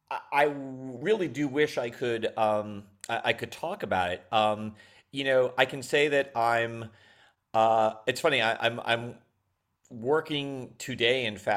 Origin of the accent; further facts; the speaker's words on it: Long Island, New York, United States; I'm from New York. Yeah. And I'm from Long Island specifically.